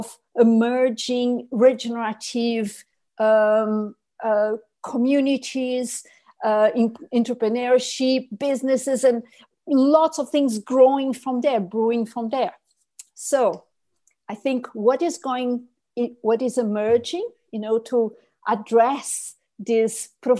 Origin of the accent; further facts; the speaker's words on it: Brazil; in my home country, when Cerrado, which is savanna, meets tropical forest